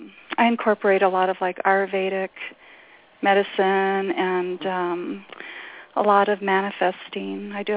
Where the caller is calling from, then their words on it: New Mexico, United States; I'm in New Mexico.